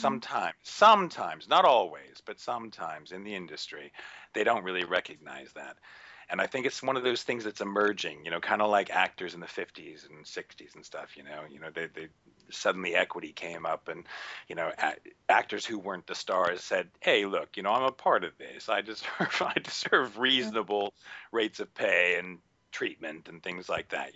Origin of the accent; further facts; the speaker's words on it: United States; moved away as an adult; now in United Kingdom; I grew up in the States. I did all my training in the States